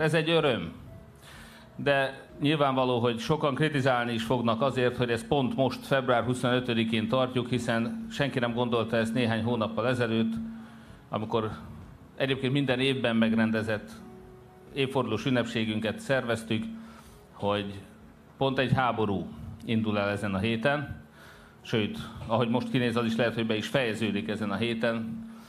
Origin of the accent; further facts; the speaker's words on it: Hódmezővásárhely, Csongrád-Csanád, Hungary; mi, itt vásárhelyek